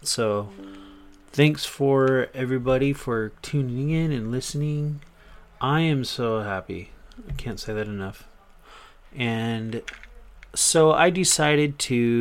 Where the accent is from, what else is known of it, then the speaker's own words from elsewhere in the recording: Riverside, California, United States; also born or lived in Orange County, California; I'm originally from Orange County, California. I moved to Riverside, IE. So I've been here ever since. All my life, basically.